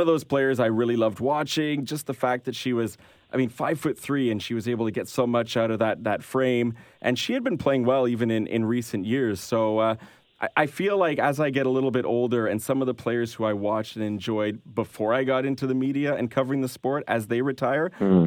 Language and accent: English; Canada; we're Canadian here